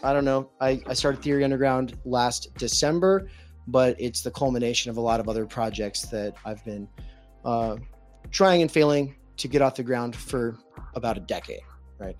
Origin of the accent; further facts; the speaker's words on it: Spokane, Washington, United States; moved away; I come from the Spokane music scene